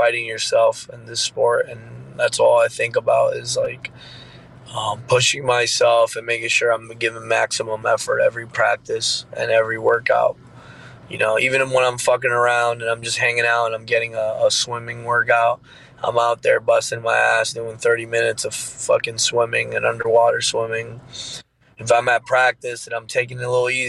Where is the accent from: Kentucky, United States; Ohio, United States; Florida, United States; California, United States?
Florida, United States; I'm from Florida